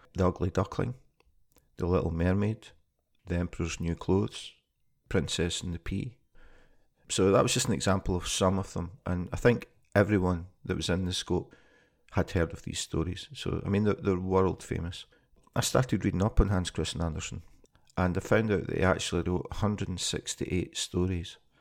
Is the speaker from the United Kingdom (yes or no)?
yes; Scotland, United Kingdom; moved away as an adult; now in Copenhagen, Denmark; I'm originally from Scotland, and I moved to Copenhagen in two thousand and twelve.